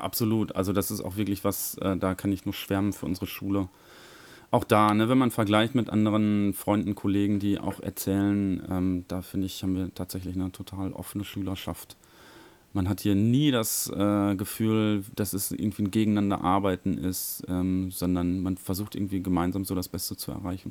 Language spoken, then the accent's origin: German; Germany; in Körde, wo ich herkomme, an der Norbert-Grundschule